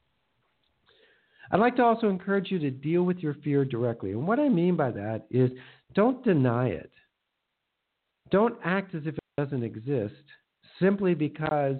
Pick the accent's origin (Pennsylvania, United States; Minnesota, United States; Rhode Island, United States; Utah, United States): Minnesota, United States; I grew up in Minnesota, the land of 10,000 lakes